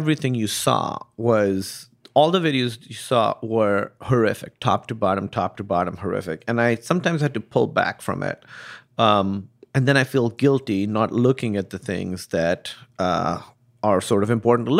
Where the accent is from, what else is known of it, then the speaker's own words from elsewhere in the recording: Pakistan; moved away; I grew up in Pakistan